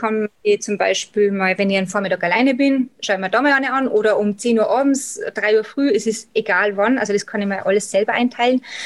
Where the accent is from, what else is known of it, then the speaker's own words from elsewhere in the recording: Salzburg, Austria; accent: Austrian dialect; wie bei eben schon unschwer im Dialekt erkennen kann, komme ich aus Österreich, also genau in Salzburg